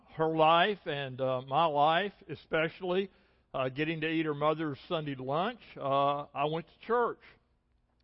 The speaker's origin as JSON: {"language": "English", "region": "the Shoals area of North Alabama", "country": "United States", "tie": "born or raised there", "said": "I grew up in the Shoals area of North Alabama"}